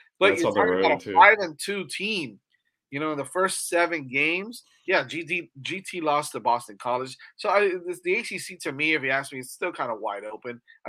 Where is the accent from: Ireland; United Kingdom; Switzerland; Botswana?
Botswana; I'm from Botswana.